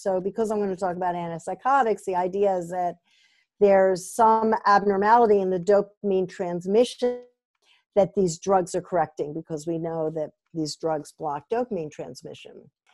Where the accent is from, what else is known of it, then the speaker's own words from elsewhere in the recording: Vermont, United States; I'm from Vermont